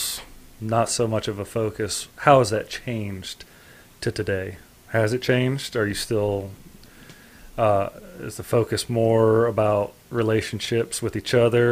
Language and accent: English; Florida, United States; I'm from Florida